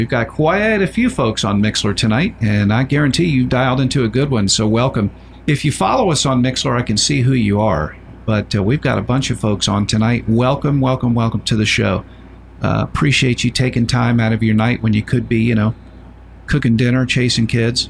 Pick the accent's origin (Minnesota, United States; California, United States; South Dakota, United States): Minnesota, United States; And I've been listening to you often in the morning. I'm from Minnesota.